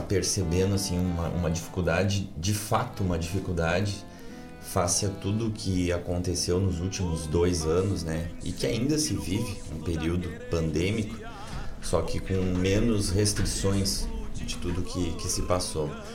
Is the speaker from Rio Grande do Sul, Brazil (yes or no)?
yes; Sertão Santana, Rio Grande do Sul, Brazil; also born or lived in Mariana Pimentel / Cachoeira do Sul / Guaíba; De lá fui a Sertão Santana, que é a minha terra, que também foi Guaíba